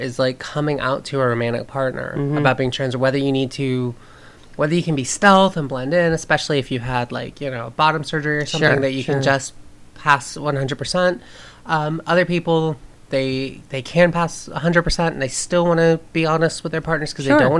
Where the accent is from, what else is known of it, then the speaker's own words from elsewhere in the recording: the South, United States; I grew up in the South